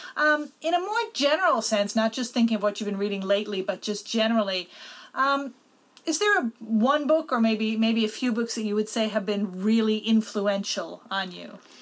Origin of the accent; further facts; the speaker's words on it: Newfoundland and Labrador, Canada; the education that we got in Newfoundland when I grew up